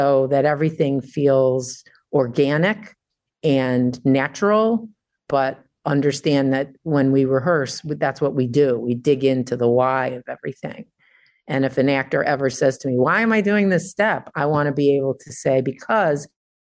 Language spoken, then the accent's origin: English; Detroit, Michigan, United States; I grew up in Detroit